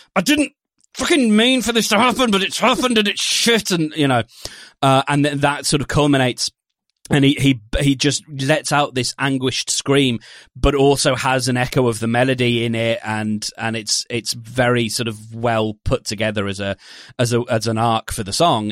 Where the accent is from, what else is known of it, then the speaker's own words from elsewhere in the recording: United Kingdom; we're British